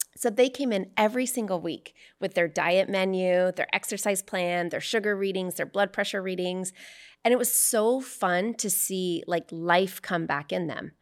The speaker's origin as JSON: {"language": "English", "region": "Arizona", "country": "United States", "moved": "yes", "lives_now": "California, United States", "said": "I'm from Arizona"}